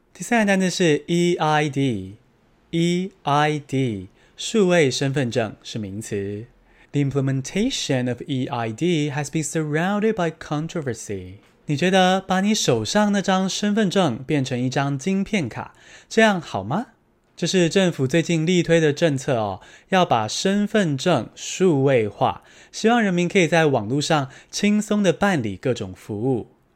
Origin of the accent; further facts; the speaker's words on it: Taiwan; 我们来自台湾，不是中国